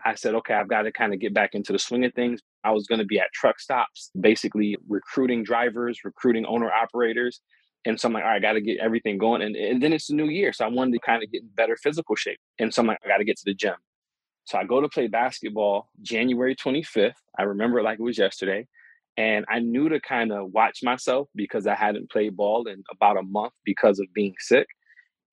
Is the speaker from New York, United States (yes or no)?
yes; Rochester, New York, United States; my hometown of Rochester, New York